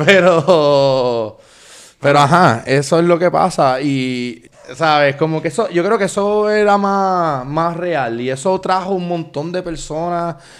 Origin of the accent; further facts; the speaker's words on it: Puerto Rico; nosotros como puertorriqueños